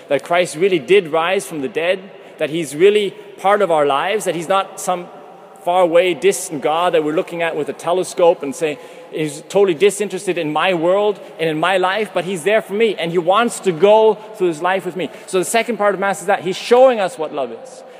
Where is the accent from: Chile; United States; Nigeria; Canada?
Canada; moved away as an adult; now in Vienna, Austria; from Canada